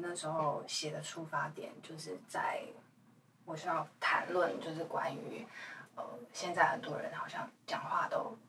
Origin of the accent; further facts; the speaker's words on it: Hualien County, Taiwan; 啊，对，我是花莲人